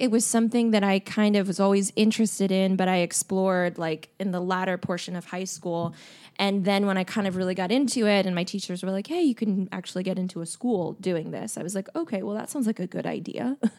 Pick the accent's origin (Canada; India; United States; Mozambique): United States; Los Angeles, California; I am. I'm from Echo Park.